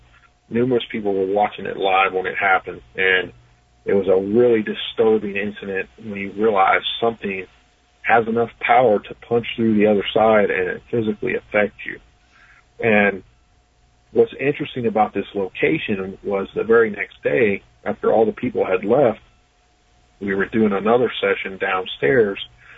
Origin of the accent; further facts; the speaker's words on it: West Virginia, United States; I'll probably talk mostly about different paranormal happenings in my home state of West Virginia.